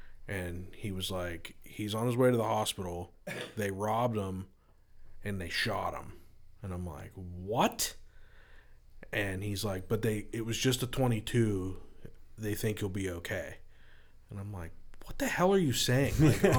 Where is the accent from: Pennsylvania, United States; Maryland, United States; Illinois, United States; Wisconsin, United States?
Pennsylvania, United States; Oakmont; and I'm born and raised in Oakmont.